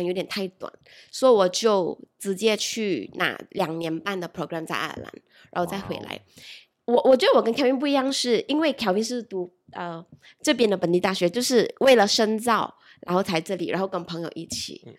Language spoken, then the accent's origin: Chinese; Malaysia; 我我马来西亚人哦